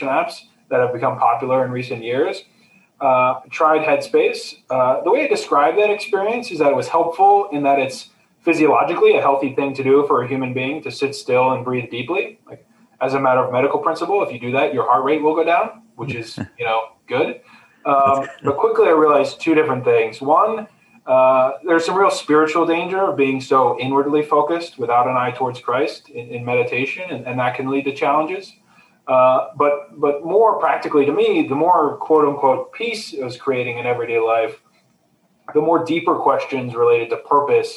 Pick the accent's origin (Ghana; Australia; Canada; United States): United States; I was born in the States and grew up in the States